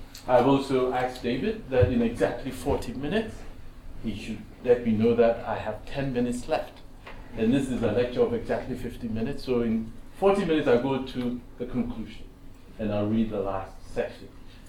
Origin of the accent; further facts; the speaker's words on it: Ghana; And as a Ghanaian, I'm very keenly aware of how spirituality informs our very notions of power.